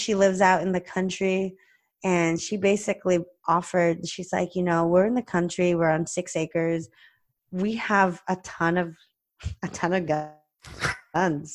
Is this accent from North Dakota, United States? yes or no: no; California, United States; also born or lived in Ohio; I grew up in California